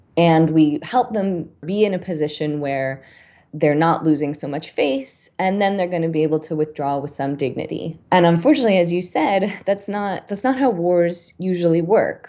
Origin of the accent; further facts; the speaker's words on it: United States; as an American